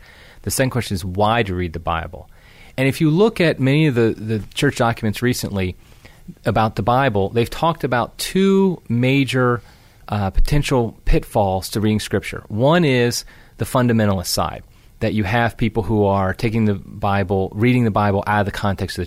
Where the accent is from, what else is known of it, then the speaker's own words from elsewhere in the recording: Ohio, United States; moved away as an adult; now in Venice, Florida, United States; I am originally from Ohio